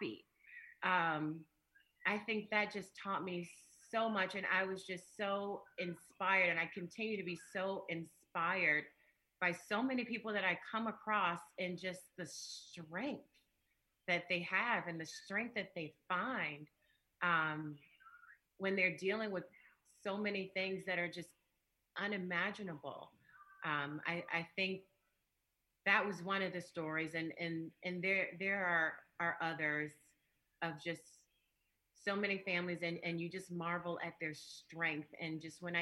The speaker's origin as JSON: {"language": "English", "town": "Chicago", "region": "Illinois", "country": "United States", "tie": "born or raised there", "said": "I'm from the South Side, and not, you know, I mean, there's South Side and there's South Side, you know, from 102nd near Halsted"}